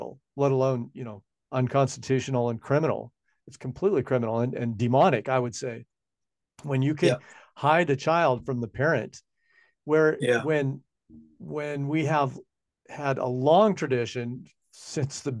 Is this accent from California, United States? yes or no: no; Washington, United States; now in New Zealand; Washington state, my home state where I come from